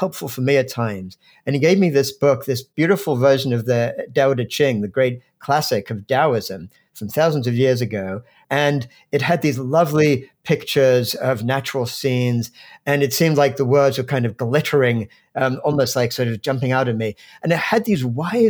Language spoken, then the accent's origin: English; England, United Kingdom; moved away as an adult; also born or lived in New York; now in United States; I grew up in England